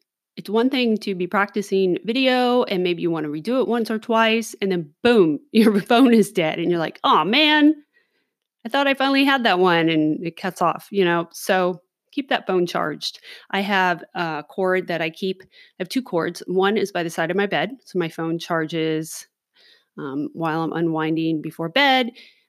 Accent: Los Angeles, California, United States; now in Oregon City, United States; maybe because I grew up in Los Angeles or who knows what, a little more cautious when I'm out in public

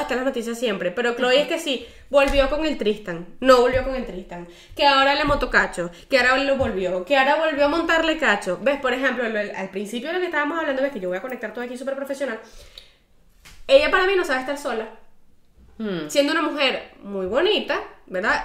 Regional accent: Venezuela; moved away as an adult; yo me fui de Venezuela

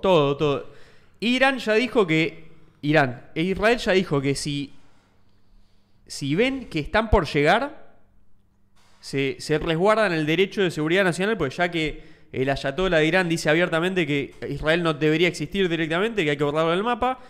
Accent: Argentina

